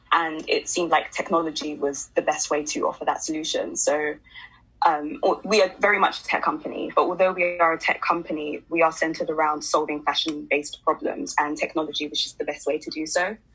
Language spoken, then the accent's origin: English; London, United Kingdom; So I, I grew up in West London. I was born and raised in West London.